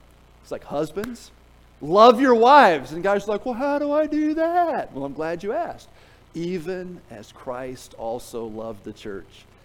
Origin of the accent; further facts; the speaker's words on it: Tennessee, United States; I'm from Tennessee